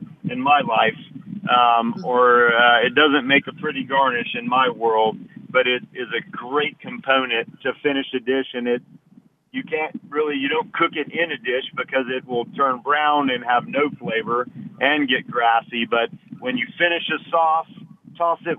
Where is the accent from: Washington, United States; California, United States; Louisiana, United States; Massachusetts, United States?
Louisiana, United States; Lafayette; my heritage growing up in Lafayette